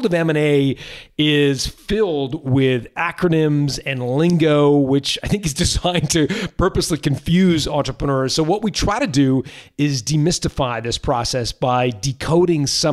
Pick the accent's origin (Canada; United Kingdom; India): Canada; Toronto, Ontario; my hometown of Toronto